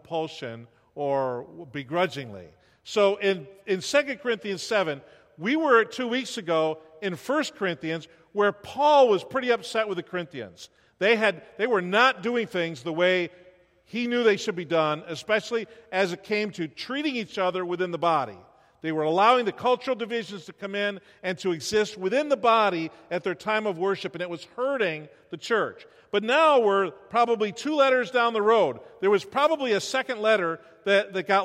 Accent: New York, United States; moved away as an adult; now in Iowa, United States; we grew up in New York, all of our families in New York, but we can live 50 weeks in Iowa out of the year

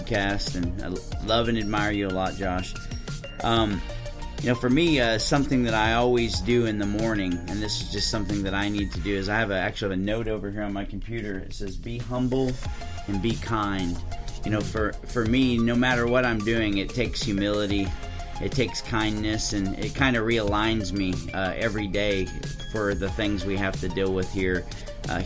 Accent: Waxahachie, Texas, United States; also born or lived in Winslow, Arizona; I'm from Waxahachie, which is a little 30 minutes south of Dallas, and grew up there

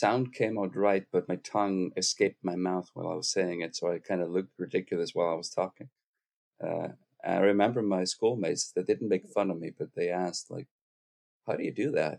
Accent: Iceland; English is a second language; moved away as an adult; also born or lived in Aarhus, Denmark; this stupid country of mine because, you know, we had the banking crisis in 2008 with the total collapse of the Icelandic economy. And so in 2009, I discovered the marvel that is Aarhus in Denmark

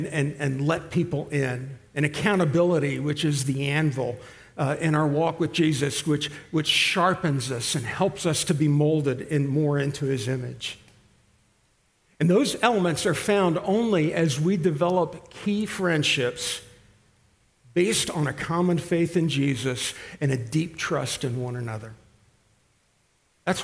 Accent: Italy; We grew up in Italy, so we were used to this and that.

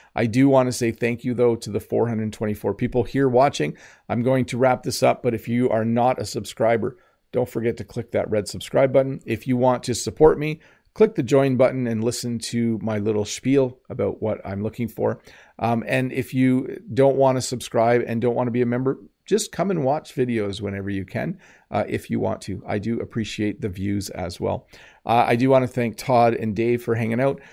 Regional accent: Canada; accent: Canadian; first language English; I'm Canadian

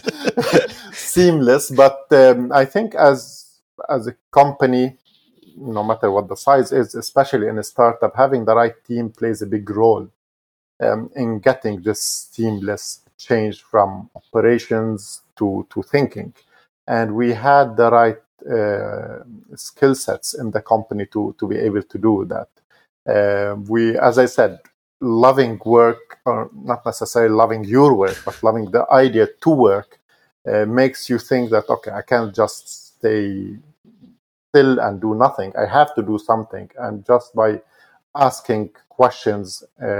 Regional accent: Mount Lebanon, Lebanon; born or raised there; now in Dubai, United Arab Emirates

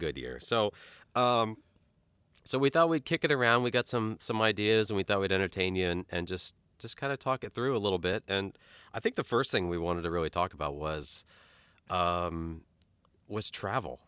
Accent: Key West, Florida, United States; moved away; I grew up partially in Key West

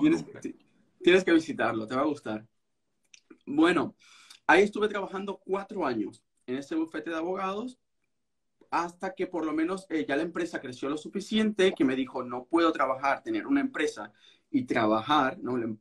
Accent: Venezuela; moved away as an adult; now in Berlin, Germany; yo soy abogado venezolano

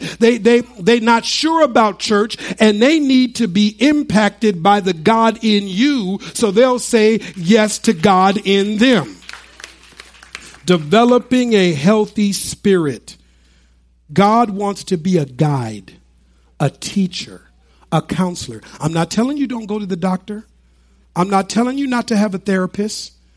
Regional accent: United States; when we were growing up in the United States

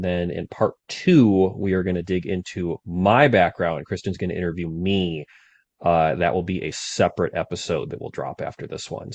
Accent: Cleveland, Ohio, United States; I grew up in Cleveland

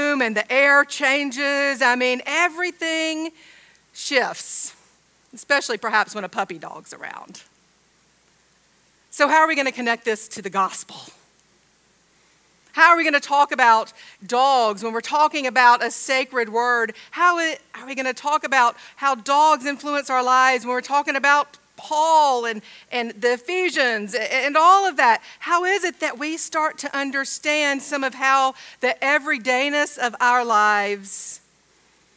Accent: Georgia, United States; I'm from Georgia, I say dog.

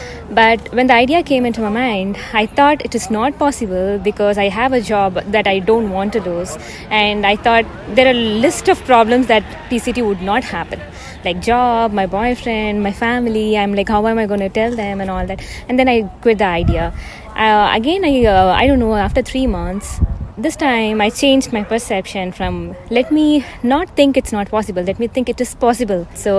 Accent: Phoenix, Arizona, United States; So I'm from Phoenix, Arizona.

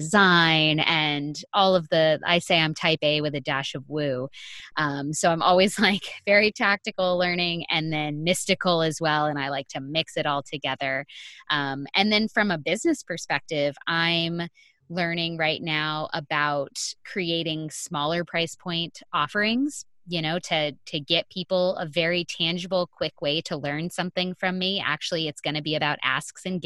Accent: Sebastian, Florida, United States; moved away as an adult; now in California, United States; I'm from Sebastian, which is only like 2.5 hours north of Boca

